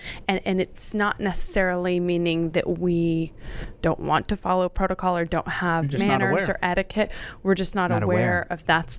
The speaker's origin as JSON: {"language": "English", "region": "Idaho", "country": "United States", "said": "I'm not. I'm from Idaho. My parents are from California."}